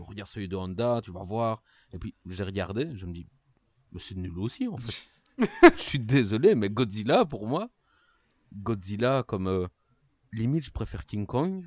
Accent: Liège, Wallonia, Belgium; accent: Liégeois; mon accent liégeois pour bien montrer que je suis belge

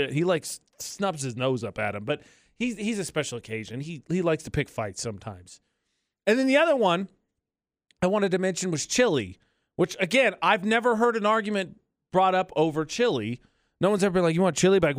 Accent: Chicago, Illinois, United States; because I'm I'm from Chicago, so I want a traditional Chicago dog.

